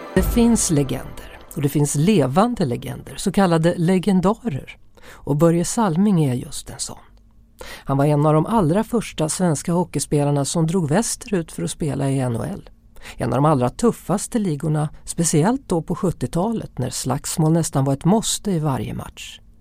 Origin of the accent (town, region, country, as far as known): Skövde, Västra Götaland, Sweden; moved away as an adult; also born or lived in Toronto